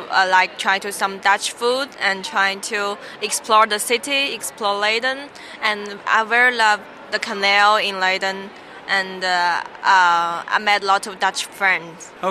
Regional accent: China; moved away as an adult; now in Netherlands; I'm from China. Actually, I just came here last September, half a half a year.

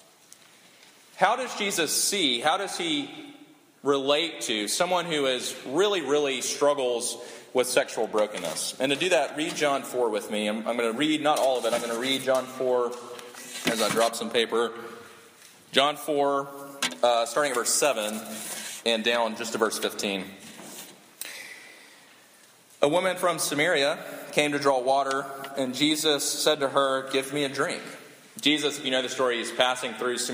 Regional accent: South Carolina, United States; I'm from South Carolina

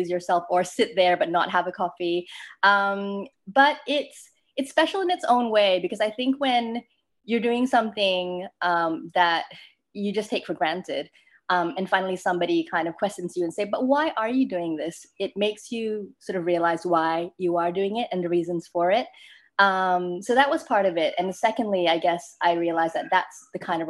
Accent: Malaysia; moved away as an adult; I grew up in Malaysia

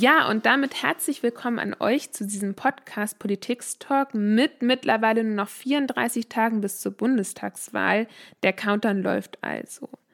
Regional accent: Bielefeld, North Rhine-Westphalia, Germany; also born or lived in Finland / Canada; Ich bin in Bielefeld geboren und aufgewachsen

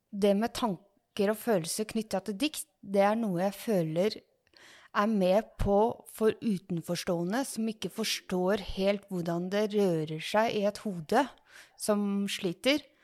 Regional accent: Ås, Akershus, Norway; født og oppvokst i Ås og bor i Ås

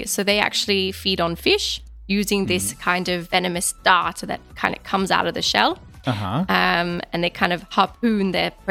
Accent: Australia; growing up in Australia

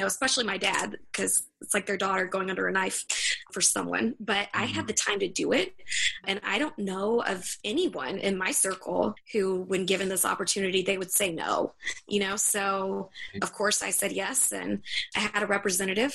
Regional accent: the South, United States; I'm from the South

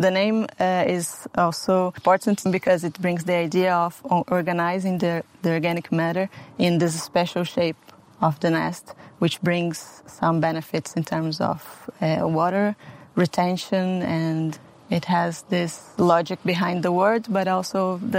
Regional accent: Brazil; English is a second language; moved away as an adult; also born or lived in Portugal / Spain; now in Italy; Well, Felipe and I, since we moved from Brazil, we lived in Portugal and then in Spain, and now we are here.

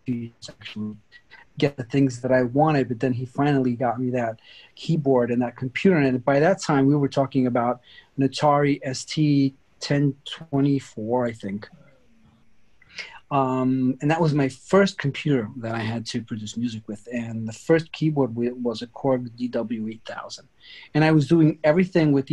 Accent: New York, United States; also born or lived in Sicily, Italy / Turin, Italy; now in Italy; I grew up in the United States, in New York, actually.

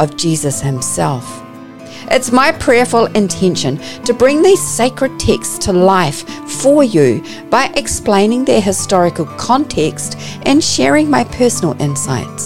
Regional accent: New Zealand; accent: Kiwi; You may pick up from my accent that I'm a Kiwi

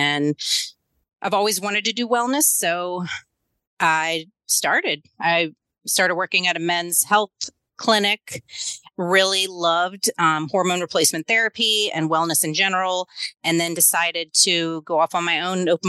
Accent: Louisiana, United States; moved away as an adult; now in Tennessee, United States; I'm from Louisiana originally. I moved to Tennessee after I got my doctorate in 2019.

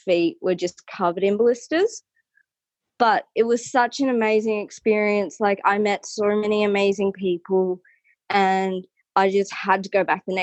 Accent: New South Wales, Australia; moved away as an adult; now in Weipa, Australia; I'm originally from New South Wales. I've grown up in the bush my entire life.

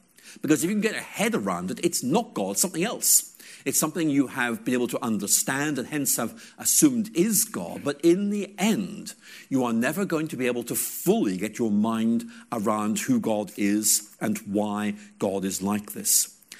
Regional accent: Ireland; I remember once being dragged along to a church in rural Ireland. I grew up in Ireland when I was about 7 or 8, and we had this church service

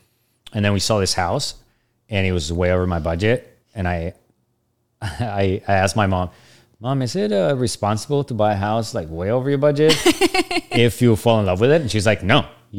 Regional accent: Bogota, Bogotá Capital District, Colombia; I grew up in Bogota, Colombia, like, the furthest thing from Independence ever in every way.

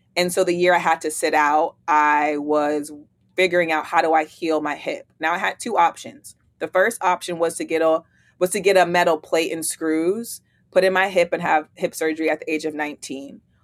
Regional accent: East Palo Alto, California, United States; moved away as an adult; also born or lived in Oregon State University, Oregon; now in Atlanta, United States; I'm from East Palo Alto, California, born and raised in the Bay Area. I moved to Atlanta

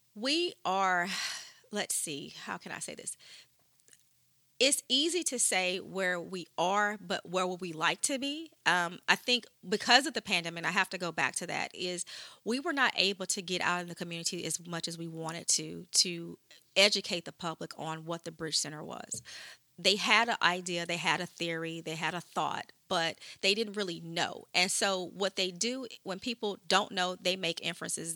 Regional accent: Shreveport, Louisiana, United States; moved away; I'm from Shreveport originally.

